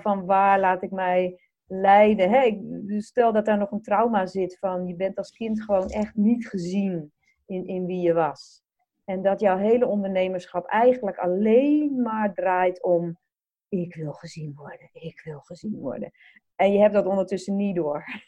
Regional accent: Netherlands; wij als Nederlanders

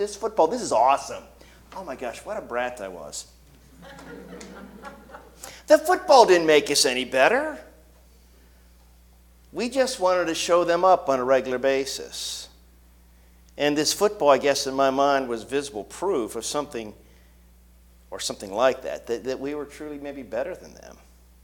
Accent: Canton, Ohio, United States; I grew up in Canton, Ohio

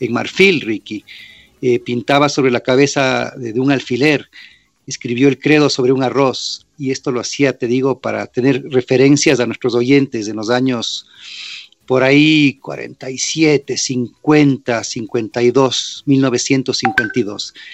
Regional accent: New York, United States; born there; Pero claro, nací en el 65 en Nueva York y mi padre fue un gran restaurador en esas épocas

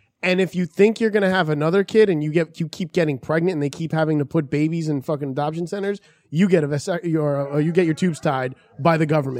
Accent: New York City, New York, United States; also born or lived in Brooklyn; As a guy who was born in Queens, I like to say I'm Brooklyn, but I was born in Queens.

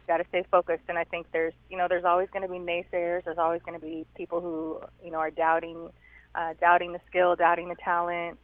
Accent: Southern California, United States; I'm from uh, from California, born and raised in Southern Cali

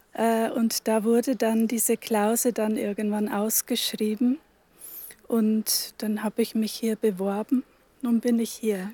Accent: Upper Palatinate, Bavaria, Germany; moved away as an adult; also born or lived in Northern Germany; now in Velburg, Germany; Ich bin aus der Oberpfalz, gebürtige Oberpfälzerin, habe da aber nur die ersten 20 Jahre meines Lebens verbracht.

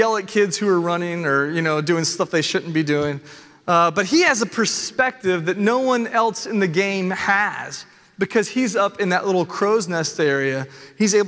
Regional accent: Nashville, Tennessee, United States; I was born and raised in Nashville

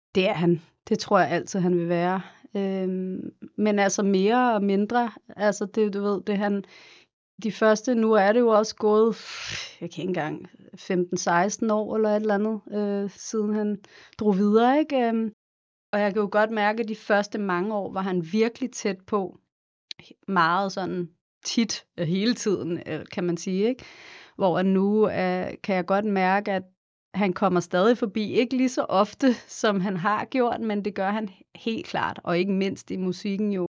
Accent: Copenhagen, Capital Region of Denmark, Denmark; moved away as an adult; also born or lived in Los Angeles, United States / New York, United States; derhjemme i København, i Sydhavnen

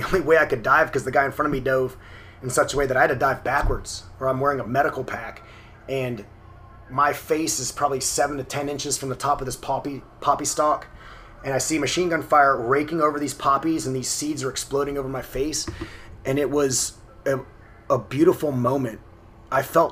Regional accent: New Orleans, Louisiana, United States; I grew up in the New Orleans area

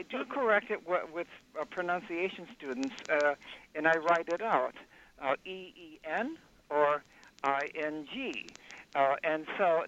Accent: Milwaukee, Wisconsin, United States; moved away; I'm from Milwaukee originally

